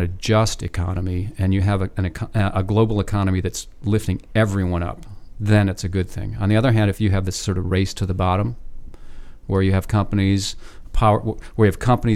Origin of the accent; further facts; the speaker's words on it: Ann Arbor, Michigan, United States; moved away; I grew up in Ann Arbor